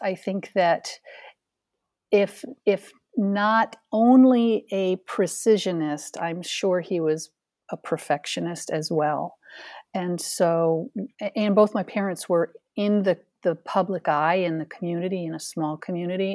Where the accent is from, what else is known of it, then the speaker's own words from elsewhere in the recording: Ithaca, New York, United States; moved away; also born or lived in Phoenix, Arizona; I was born and raised in Ithaca, New York, the Finger Lakes region of central New York State